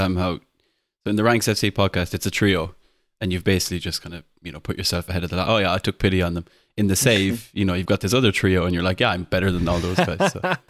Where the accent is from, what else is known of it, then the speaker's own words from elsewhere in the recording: Ireland; obviously I'm Irish.